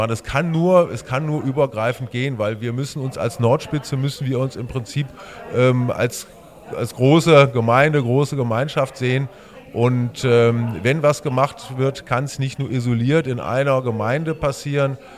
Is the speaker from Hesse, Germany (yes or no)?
yes; Trendelburg, Hesse, Germany; Das, das, sage ich sehr gerne, weil ich meine Heimat liebe, weil ich mich dafür einsetzen will, dass die Stadt Trendelburg noch ein bisschen noch schöner wird.